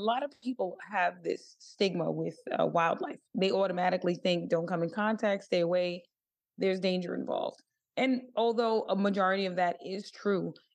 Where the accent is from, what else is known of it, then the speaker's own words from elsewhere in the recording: New York City, New York, United States; now in San Francisco, United States; I am from the Bronx